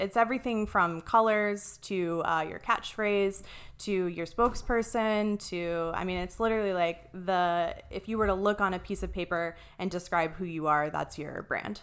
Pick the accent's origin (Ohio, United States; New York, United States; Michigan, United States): Ohio, United States; moved away as an adult; also born or lived in Columbus, Ohio; now in Arizona, United States; I'm originally from Ohio. Um, I went to, uh, well, I grew up in this really, really tiny, like, super small town.